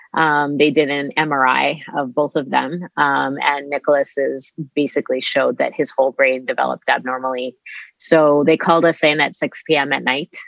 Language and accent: English; Winnipeg, Manitoba, Canada; I grew up here in Winnipeg.